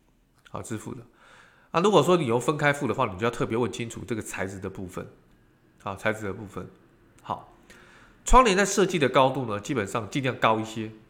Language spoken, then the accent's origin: Chinese; Taiwan; 在我们台湾人跟中国人的这个虎年当中啊